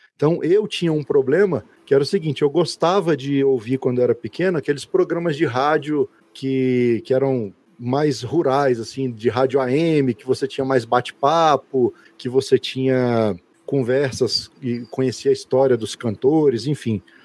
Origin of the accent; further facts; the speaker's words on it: Brasília, Federal District, Brazil; sou brasiliense, nascido aqui em Brasília, filho de mineiro e nordestino